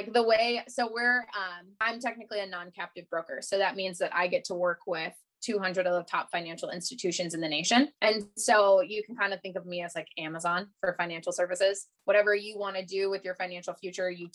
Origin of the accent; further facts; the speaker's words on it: Columbus, Ohio, United States; I grew up here in Columbus, Ohio, and then I went to Ohio State and I studied art